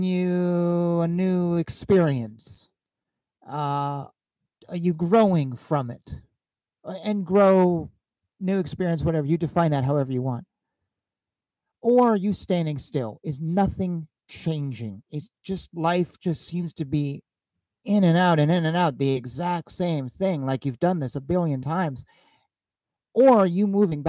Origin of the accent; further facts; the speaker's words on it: Bellingham, Washington, United States; moved away; I grew up in Bellingham, Washington. I graduated high school there